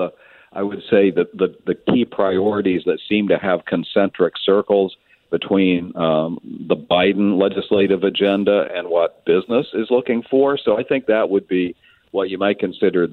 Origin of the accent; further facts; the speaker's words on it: Kansas, United States; now in Washington, D.C., United States; my native Kansas